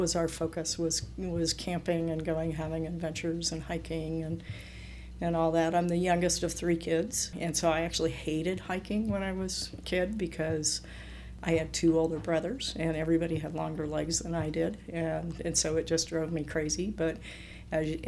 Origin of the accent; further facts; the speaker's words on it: San Francisco Bay Area, California, United States; moved away as an adult; also born or lived in Ecuador; now in Utah, United States; I grew up in California in the San Francisco Bay Area